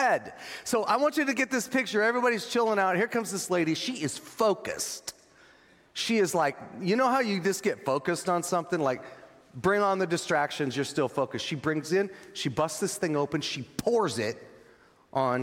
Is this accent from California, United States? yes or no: yes; Northern California, United States; I'm from Northern California